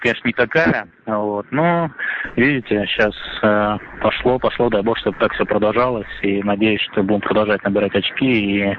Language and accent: Russian; Volgograd, Volgograd Oblast, Russia; born there; Я родился в Волгограде, играл, э, э, учился в Роторе, закончил эту школу.